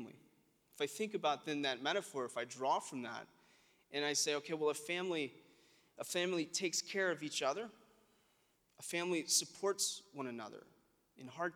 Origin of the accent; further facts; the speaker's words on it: South Alabama, United States; We're from South Alabama